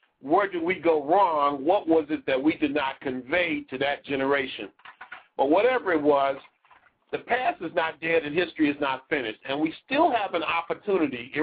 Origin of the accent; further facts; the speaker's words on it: California Bay Area, United States; 510 is the California Bay Area. That's Oakland, Berkeley, San Francisco. That's the area I spent a lot of my youth in. I'm from California.